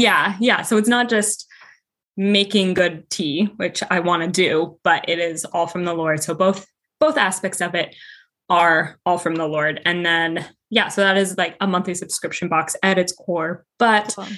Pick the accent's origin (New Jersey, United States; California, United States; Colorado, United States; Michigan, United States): Colorado, United States; moved away as an adult; now in Connecticut, United States; I'm originally from Colorado, but I am living in Connecticut right now